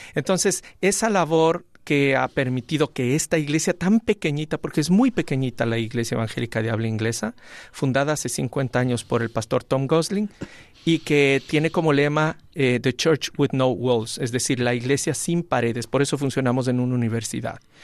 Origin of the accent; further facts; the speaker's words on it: Ecuador; moved away as an adult; now in Spain; desde mi tierra acá, antes como laico, luego como pastor y ahora aquí en España